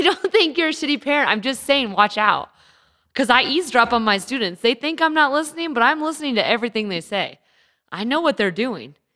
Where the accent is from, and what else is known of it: Santa Rosa, California, United States; born or raised there; moved away